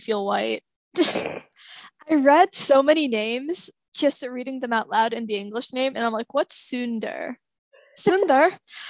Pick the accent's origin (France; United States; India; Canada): India; I'm Indian